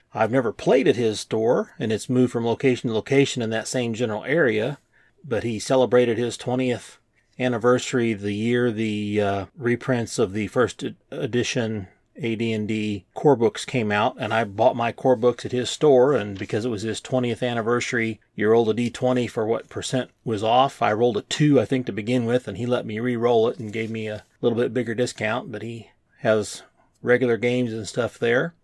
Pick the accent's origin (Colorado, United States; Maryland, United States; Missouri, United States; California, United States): Missouri, United States; Kansas City; I grew up in the Kansas City area. When I say Kansas City, I mean Missouri.